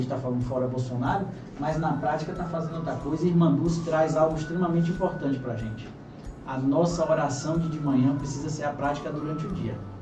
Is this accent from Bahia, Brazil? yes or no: yes; Itabuna, Bahia, Brazil; Eu nasci em Itabuna